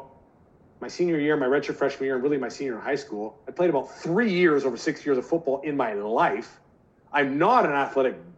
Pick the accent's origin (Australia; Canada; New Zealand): Canada; British Columbia; the BC Lions, my hometown team